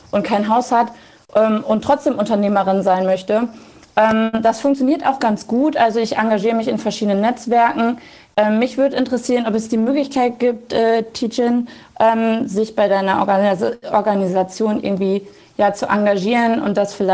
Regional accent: Lower Saxony, Germany; Ähm, ich komme aus dem Emsland. Das ist äh, südliches Niedersachsen.

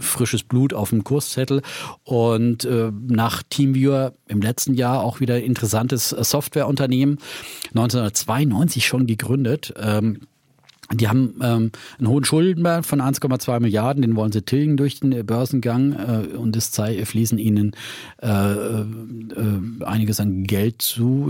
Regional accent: Bavaria, Germany; mir persönlich als Franke

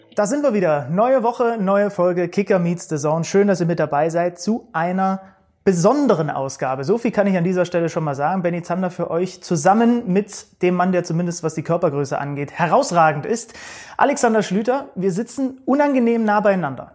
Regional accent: Zwickau, Saxony, Germany; beim glorreichen FSV Zwickau, als er noch zweite Liga gespielt hat, da wo ich geboren bin

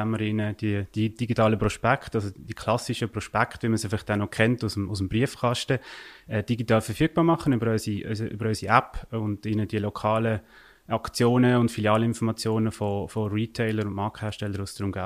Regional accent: Basel-Landschaft, Switzerland; wie man vielleicht im Akzent auch hören ich komme aus der Region Basel, Kanton Basel-Land.

